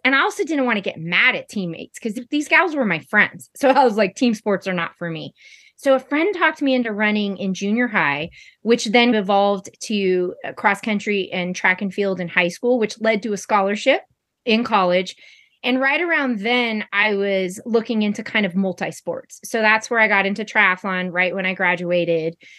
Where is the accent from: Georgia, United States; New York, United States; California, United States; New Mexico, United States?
California, United States; Sacramento; now in Somerset, United States; I currently reside in Somerset, California, and I am from Sacramento, California.